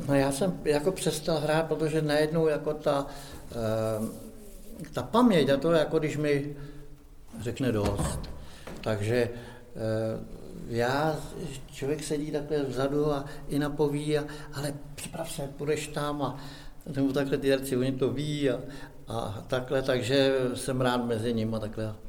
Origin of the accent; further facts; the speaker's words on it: near Rabí, Plzeň Region, Czechia; Já pocházím kousek tady odsaď od Rábí z Buditit